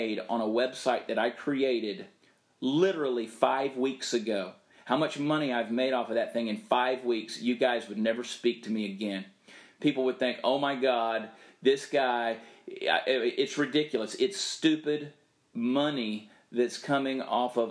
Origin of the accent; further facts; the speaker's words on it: Southern, United States; accent: Southern; I'm unapologetically Southern.